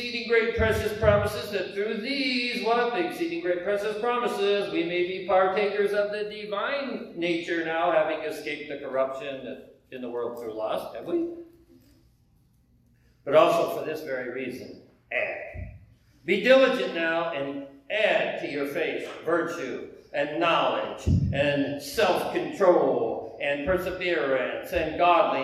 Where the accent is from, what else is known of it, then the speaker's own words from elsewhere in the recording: United States; I may be from the United States